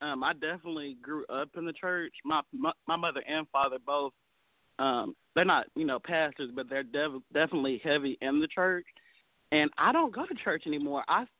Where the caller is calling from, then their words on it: Nashville, Tennessee, United States; I'm calling from Nashville.